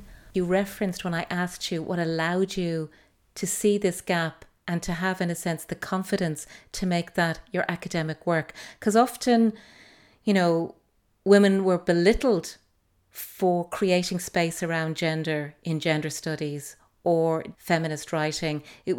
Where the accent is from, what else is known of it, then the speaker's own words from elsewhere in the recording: Dublin, Leinster, Ireland; also born or lived in United States; I grew up in Whitehall